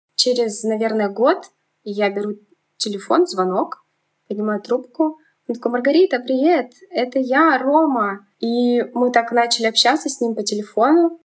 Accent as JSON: {"language": "Russian", "town": "Kemerovo", "region": "Kemerovo Oblast", "country": "Russia", "tie": "born or raised there", "also_born_or_lived": "Belovo, Russia", "moved": "as an adult", "lives_now": "Moscow Oblast, Russia", "said": "Родилась я в Кемеровской области, в маленьком городе Белово. Потом переехали мы с мамой в Кемерово. В Кемерово пожили, я там закончила школу"}